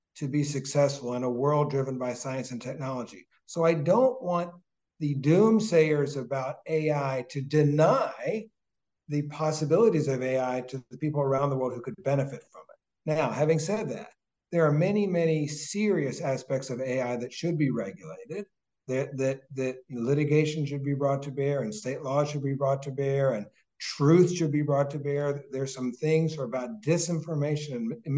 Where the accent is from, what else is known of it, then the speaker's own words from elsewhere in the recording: Jefferson County, Kentucky, United States; also born or lived in Alabama; now in Boston, United States; I have nothing but love for my hometown and for the education that we had